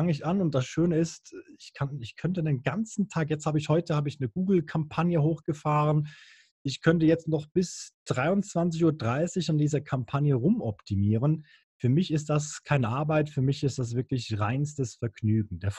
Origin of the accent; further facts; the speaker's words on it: Bern, Switzerland; Früher als Berner, Berner war ja schlimmer als Holland, da hast du äh, zwischendurch mal ein bisschen Gras geraucht